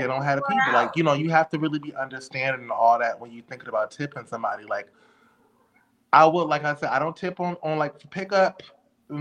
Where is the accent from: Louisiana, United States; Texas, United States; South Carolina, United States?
Louisiana, United States; I'm from Louisiana and I'm black